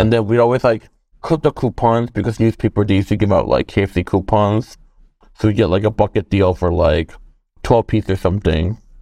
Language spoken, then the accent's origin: English; South Korea; moved away; growing up in Korea, I think I was, like, in second or first grade.